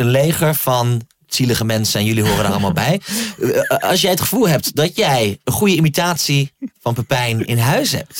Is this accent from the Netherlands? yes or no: yes; Groningen, Netherlands; waar ik opgroeide in Groningen